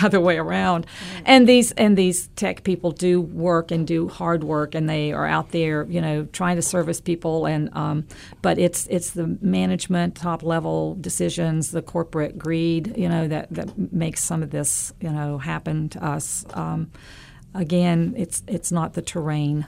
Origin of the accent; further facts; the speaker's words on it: Western North Carolina, United States; I'm from Western North Carolina. I'm from some serious mountains. I'm from Mount Mitchell area.